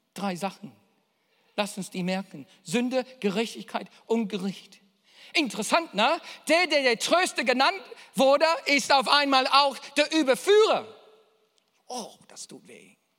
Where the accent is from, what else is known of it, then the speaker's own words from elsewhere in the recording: Australia; ich bin Australier